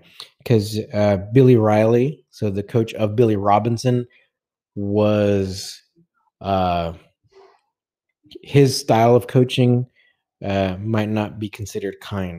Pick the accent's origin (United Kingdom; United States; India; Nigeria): India; I'm actually an Indian, but when I learned about catch wrestling, I literally fell in love with it